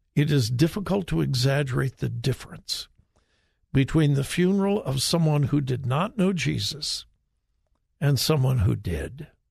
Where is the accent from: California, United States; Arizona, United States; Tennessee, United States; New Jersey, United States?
California, United States; moved away; my home state of California